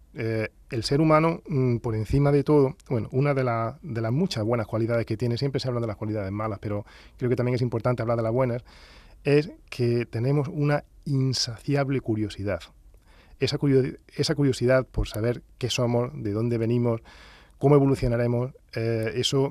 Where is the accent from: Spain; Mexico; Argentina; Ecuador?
Spain; Granada, Andalusia; accent: Andalusian; also born or lived in Huelva / Valdepeñas de Jaén; Yo nací en Huelva, pero a los, dos años eh, pues, eh, nos trasladamos a Granada